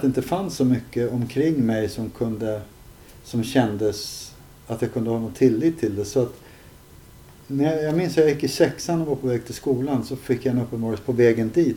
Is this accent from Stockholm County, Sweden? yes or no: yes; Stockholm, Stockholm County, Sweden; also born or lived in Södertälje; jag växte upp först på Upplandsgatan, sen bodde vi i Farsta